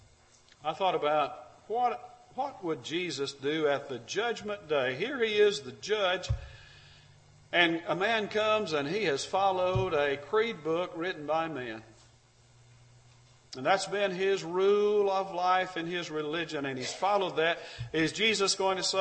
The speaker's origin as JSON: {"language": "English", "region": "Alabama", "country": "United States", "said": "I'm from Alabama"}